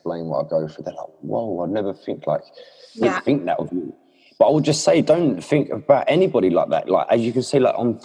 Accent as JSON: {"language": "English", "area": "Essex", "region": "East of England", "country": "United Kingdom", "said": "I'm from England, Essex."}